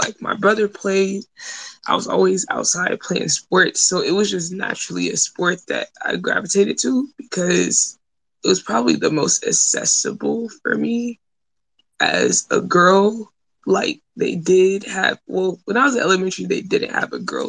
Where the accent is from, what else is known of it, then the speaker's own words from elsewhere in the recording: Atlanta, Georgia, United States; also born or lived in Mississippi; I grew up in Atlanta